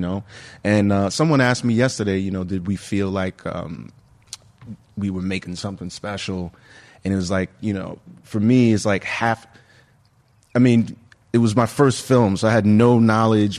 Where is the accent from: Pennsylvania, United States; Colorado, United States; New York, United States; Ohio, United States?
New York, United States; as a New Yorker growing up